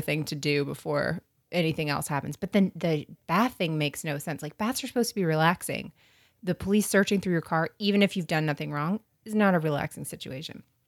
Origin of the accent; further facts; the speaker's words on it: North Florida, United States; I'm from North Florida, which is South Georgia